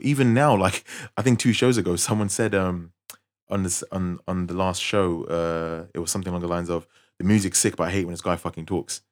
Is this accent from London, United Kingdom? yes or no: yes; London, United Kingdom; I was from West London